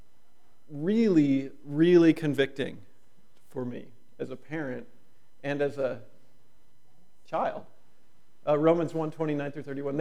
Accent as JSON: {"language": "English", "country": "United States", "said": "being an American"}